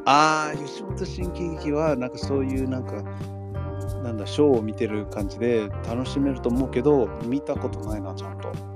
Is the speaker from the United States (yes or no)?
yes; Los Angeles, California, United States; now in Japan; ロサンゼルスとかニューヨークに育ってる生まれ育った人たち